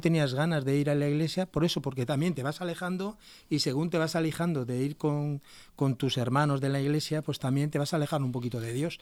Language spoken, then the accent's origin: Spanish; Basque Country, Spain; moved away as an adult; now in Murcia, Spain; Yo soy de aquí, del País Vasco